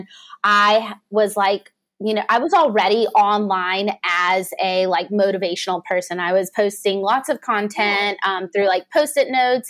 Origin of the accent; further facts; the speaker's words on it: Savannah, Georgia, United States; now in Atlanta, United States; I grew up in Savannah, Georgia, but I live in the city